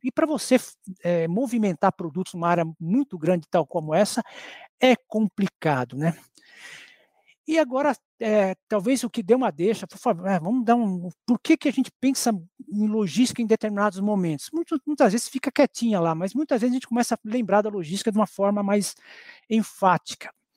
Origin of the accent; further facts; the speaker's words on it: Brazil; nós, como brasileiros